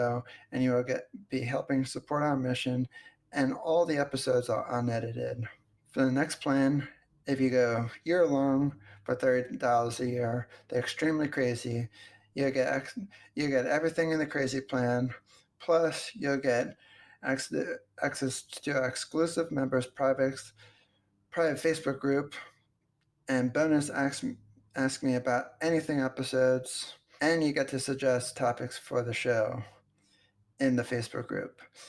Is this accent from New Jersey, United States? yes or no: yes; New Jersey, United States; also born or lived in Pennsylvania; when I grew up in New Jersey, before I moved to Pennsylvania, I went on this field trip with my, I forget what grade I was in.